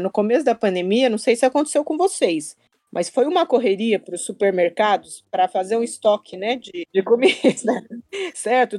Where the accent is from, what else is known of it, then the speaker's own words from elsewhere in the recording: Brazil; also born or lived in Japan; Eu venho do Brasil